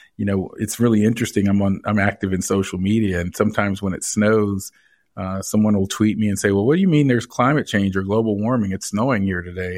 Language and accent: English; Canton, Georgia, United States; I grew up in, uh, suburban Atlanta. Uh, in fact, it was rural Georgia at that point. It's a little town north of Atlanta called Canton, Georgia